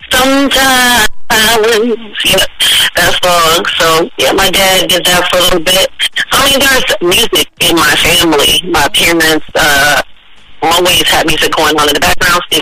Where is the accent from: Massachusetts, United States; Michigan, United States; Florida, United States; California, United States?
California, United States; Oakland; also born or lived in San Francisco; I was born in San Fran, raised in Oakland my folks are from the South. My mom is from New Orleans. My dad is from Chicago by way of Mississippi. Um, I grew up in the Bay Area.